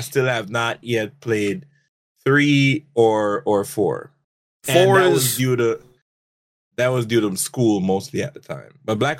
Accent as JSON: {"language": "English", "country": "Jamaica", "said": "Yes, I'm a Jamaican."}